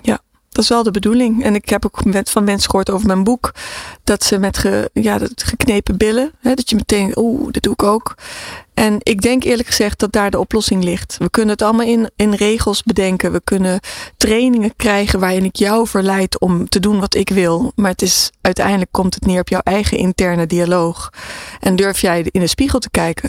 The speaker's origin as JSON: {"language": "Dutch", "country": "Philippines", "tie": "born or raised there", "said": "ik ben in de Filipijnen geboren"}